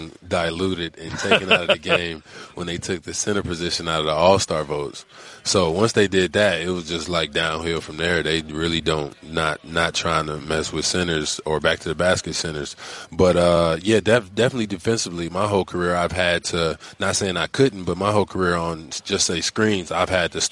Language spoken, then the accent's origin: English; Flint, Michigan, United States; now in Los Angeles, United States; my hometown of Flint.